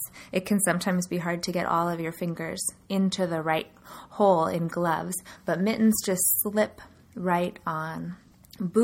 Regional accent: California, United States; now in Sioux Falls, United States; where I grew up in California, there's not going to be snow

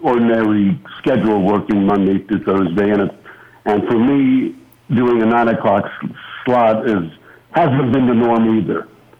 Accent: Las Vegas, Nevada, United States; in Vegas, in my hometown

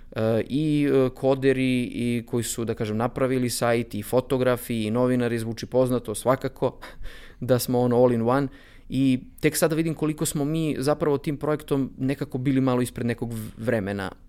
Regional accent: Bor, Bor District, Serbia; moved away as an adult; also born or lived in Belgrade; ja sam iz Bora, rođen sam u Boru, e, studirao sam u Beogradu

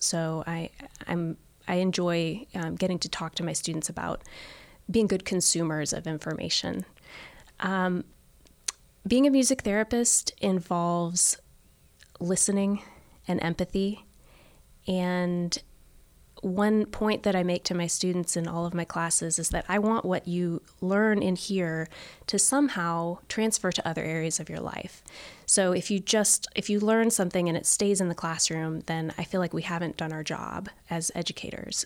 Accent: Florida, United States; the state where I grew up in Florida

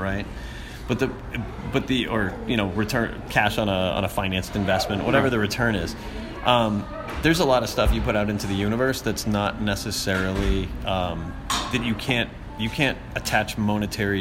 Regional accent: Boston, Massachusetts, United States; moved away; I'm from Boston originally.

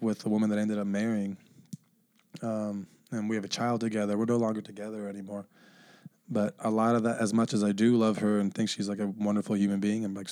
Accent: Bellevue, Washington, United States; born or raised there; also born or lived in Honolulu, Hawaii

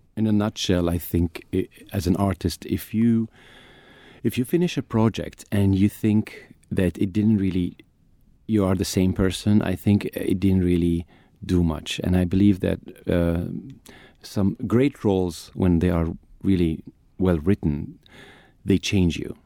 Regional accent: Egypt; also born or lived in United Kingdom; I'm an actor from Egypt

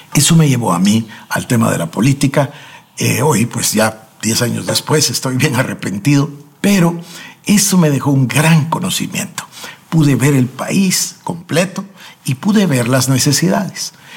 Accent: Guatemala; En mi país, acá en Guatemala

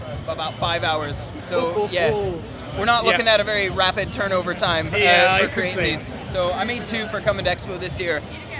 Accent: San Diego, California, United States; moved away as an adult; now in Edinburgh, United Kingdom; I'm originally from San Diego, California.

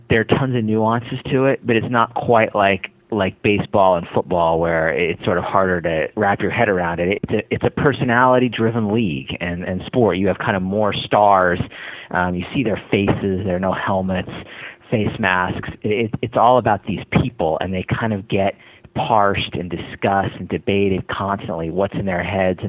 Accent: San Diego, California, United States; I'm from San Diego

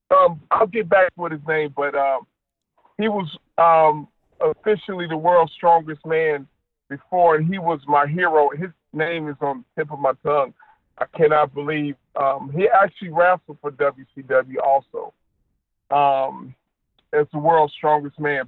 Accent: Detroit, Michigan, United States; I grew up in Detroit, Michigan

